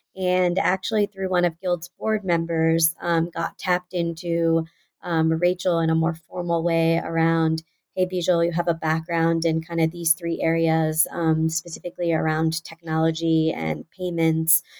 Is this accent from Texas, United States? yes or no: yes; Houston, Texas, United States; moved away as an adult; also born or lived in Pennsylvania; was born and raised in Houston, Texas